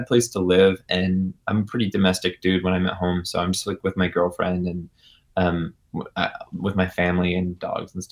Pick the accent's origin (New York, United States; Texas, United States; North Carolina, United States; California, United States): North Carolina, United States; Chapel Hill; Right now, I'm actually in LA, but I'm from Chapel Hill, North Carolina